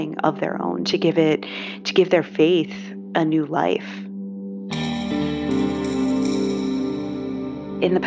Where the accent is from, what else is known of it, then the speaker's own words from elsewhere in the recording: Pittsburgh, Pennsylvania, United States; I grew up in Pennsylvania, here in Pittsburgh, Pennsylvania, in a fundamentalist evangelical Christian church